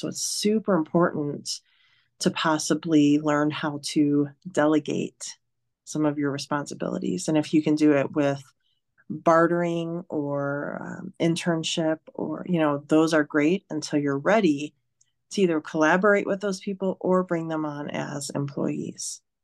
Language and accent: English; Detroit, Michigan, United States; moved away as an adult; now in Reno, United States; I'm from Detroit